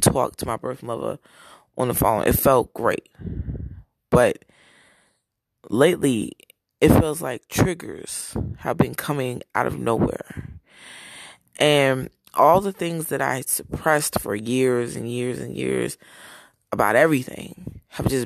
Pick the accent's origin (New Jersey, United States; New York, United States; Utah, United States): New Jersey, United States; Browns Mills; moved away; also born or lived in Newark, New Jersey / Broward, Florida / Daytona Beach, Florida; I was born in Newark, New Jersey, raised in Browns Mills, New Jersey